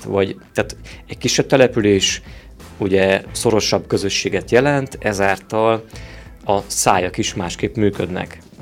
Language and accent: Hungarian; Oradea, Bihor County, Romania; én is ott születtem. Még így is van olyan, hogy kicsinek érzem azt a városom